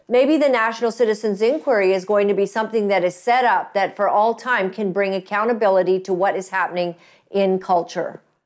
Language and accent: English; Canada; proud to be Canadian